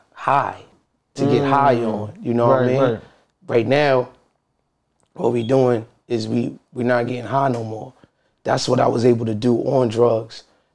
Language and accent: English; Brooklyn, New York, United States; I'm from Brooklyn, New York, bro.